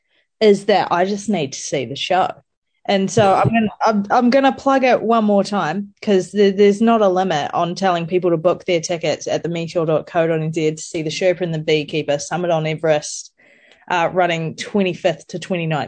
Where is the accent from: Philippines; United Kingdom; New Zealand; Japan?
New Zealand; I grew up in New Zealand